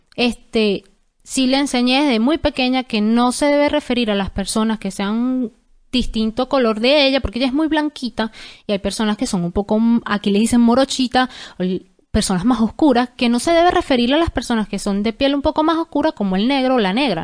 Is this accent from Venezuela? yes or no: yes; Venezuela; moved away; nosotros como venezolanos